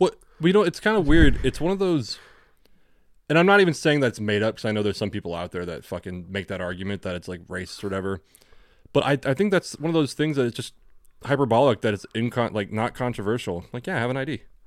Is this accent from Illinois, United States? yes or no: no; California, United States; accent: generic American; growing up in California is that we have the generic American accent